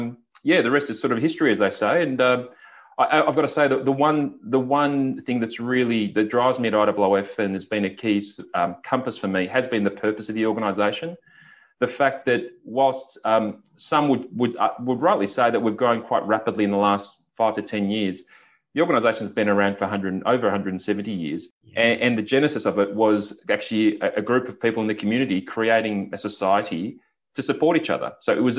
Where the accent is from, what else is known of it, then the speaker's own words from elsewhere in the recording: Victoria, Australia; I actually grew up in country Victoria, and growing up in the Latrobe Valley, which is just very industrial, lots of power stations